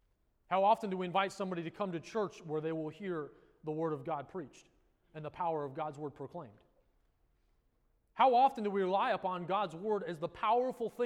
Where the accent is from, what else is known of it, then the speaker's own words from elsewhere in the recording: Colorado, United States; now in South Florida, United States; Where I grew up in Colorado